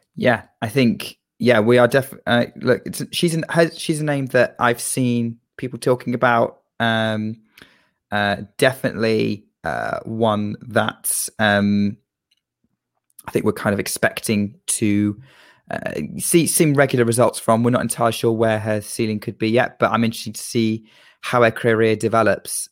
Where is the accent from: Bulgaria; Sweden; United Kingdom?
United Kingdom; I am a Brit